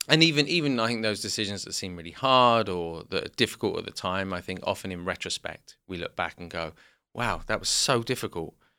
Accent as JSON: {"language": "English", "region": "South West England", "country": "United Kingdom", "tie": "born or raised there", "also_born_or_lived": "London", "said": "we grew up in the southwest of England"}